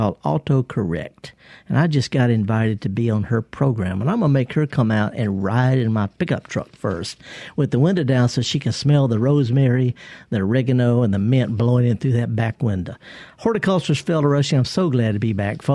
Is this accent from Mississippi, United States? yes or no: yes; Mississippi Delta, United States; I'm from the Delta